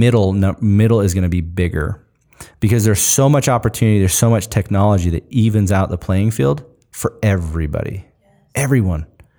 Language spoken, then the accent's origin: English; Washington, United States; I grew up in Eastern Washington where all of it is all farm labor.